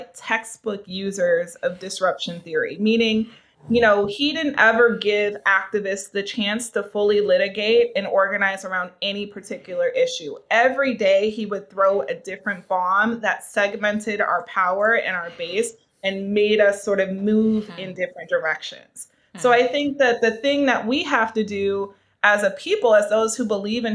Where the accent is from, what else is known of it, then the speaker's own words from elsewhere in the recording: Milwaukee, Wisconsin, United States; the neighborhood that I was raised in Milwaukee